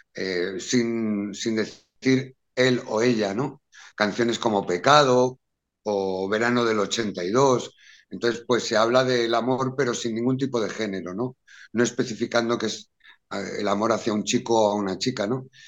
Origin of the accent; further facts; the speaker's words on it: Madrid, Community of Madrid, Spain; Y vivíamos en, en, un barrio que hay en Madrid que es muy, muy castizo, muy popular, que se llama Lavapiés.